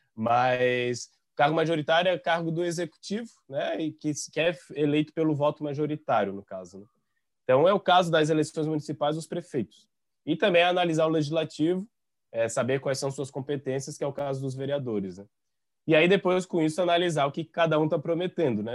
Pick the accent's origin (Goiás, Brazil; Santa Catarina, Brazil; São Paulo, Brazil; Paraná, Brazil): Santa Catarina, Brazil; São João Batista; now in Florianópolis, Brazil; Eu não sou natural de Florianópolis, eu sou natural de São João Batista